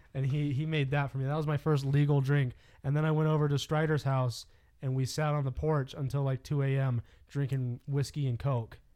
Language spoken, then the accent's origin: English; California, United States; now in Colorado, United States; I grew up in California